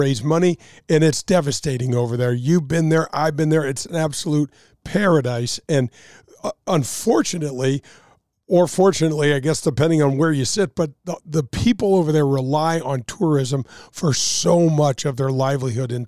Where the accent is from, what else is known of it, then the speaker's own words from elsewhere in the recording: Glasgow Village, Missouri, United States; we grew up together in Glasgow Village